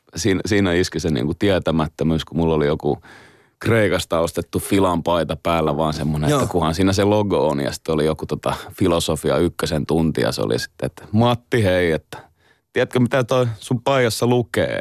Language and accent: Finnish; Helsinki, Uusimaa, Finland; meillä Roihikassa päin